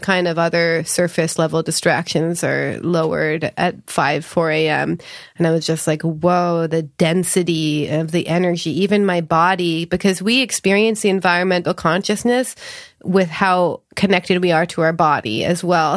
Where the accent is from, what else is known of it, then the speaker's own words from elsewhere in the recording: Canada; now in California, United States; I grew up in Canada